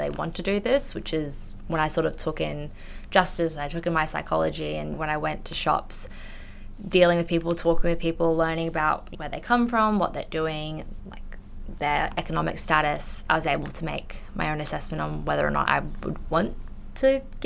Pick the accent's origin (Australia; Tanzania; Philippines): Australia; first language English; I'm full English speaker, I was born in Australia